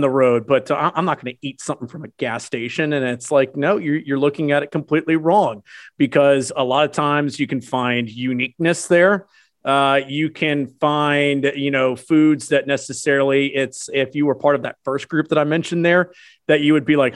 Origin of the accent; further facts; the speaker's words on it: Houston, Texas, United States; moved away; also born or lived in Atlanta; born and raised in Houston.